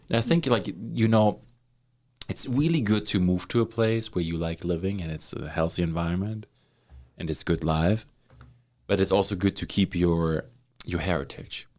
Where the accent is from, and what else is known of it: Germany; now in Canada